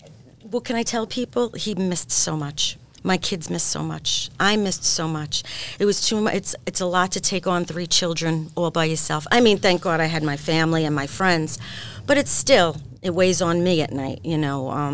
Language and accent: English; Brooklyn, New York, United States; I was born on 72nd between 12th and 13th.